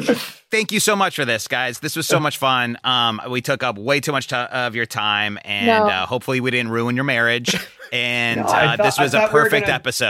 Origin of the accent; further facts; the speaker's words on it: Midwest, United States; moved away; Growing up in the Midwest